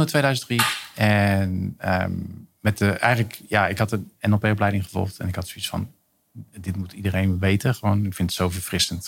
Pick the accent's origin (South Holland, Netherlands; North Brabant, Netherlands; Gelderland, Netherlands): South Holland, Netherlands; Rotterdam; Ik ben 66 geboren in Rotterdam